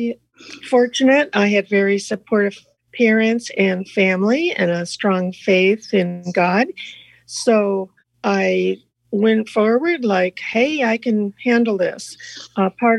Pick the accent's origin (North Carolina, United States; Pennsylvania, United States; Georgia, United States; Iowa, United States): Iowa, United States; northwest; I grew up in Iowa, in northwest Iowa, close to the South Dakota-Minnesota border